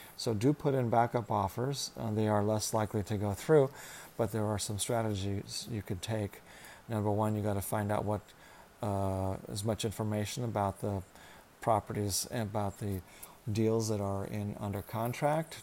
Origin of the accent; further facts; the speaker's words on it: Orange County, California, United States; now in Los Angeles, United States; And I'm from Orange County, was where I went to high school.